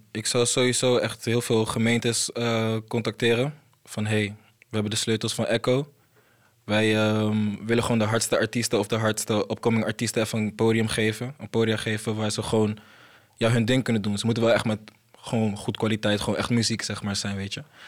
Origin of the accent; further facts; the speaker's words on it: Côte d’Ivoire; moved away; ik kom zelf uit Ivoorkust, ligt in eh, West-Afrika